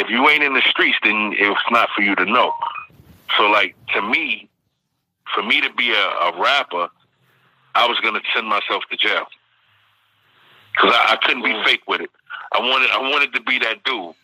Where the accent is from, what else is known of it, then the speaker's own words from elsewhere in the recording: New York City, New York, United States; I grew up in Bed-Stuy